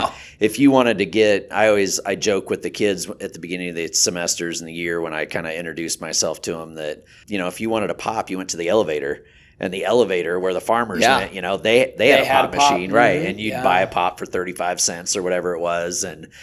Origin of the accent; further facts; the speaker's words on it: Holmesville, Nebraska, United States; Holmesville is where like I was born, where I, you know, grew up, and that was 100 people. Holmesville, Nebraska.